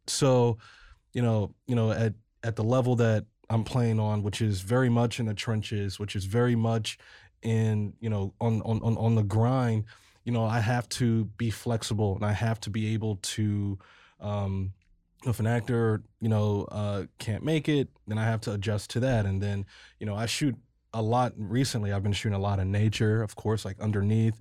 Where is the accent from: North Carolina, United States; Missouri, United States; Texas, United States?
Missouri, United States; Ferguson; also born or lived in Colorado; my hometown Ferguson